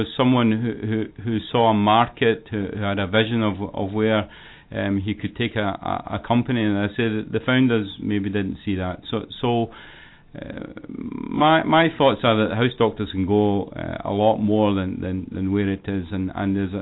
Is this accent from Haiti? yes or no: no; Scotland, United Kingdom; moved away as an adult; also born or lived in England / Toronto, Canada; now in Cincinnati, United States; I'm originally from Scotland, and lived in Scotland and England and United Kingdom until I was 46 years old